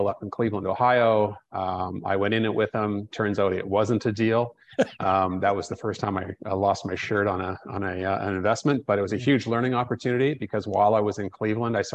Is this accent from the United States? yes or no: no; Canada; moved away as an adult; now in Costa Rica; being a Canadian